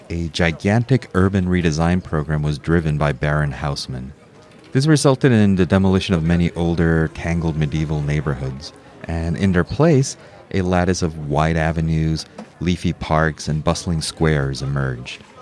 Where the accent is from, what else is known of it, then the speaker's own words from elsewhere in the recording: Mexico City, Mexico; also born or lived in New York City; now in Seattle, United States; I was born in New York City, I grew up in Mexico City, and have ping ponged my way across the United States over the years.